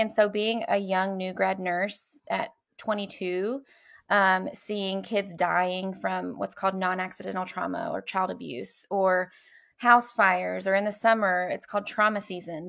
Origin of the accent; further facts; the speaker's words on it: Louisville, Kentucky, United States; I grew up here in Louisville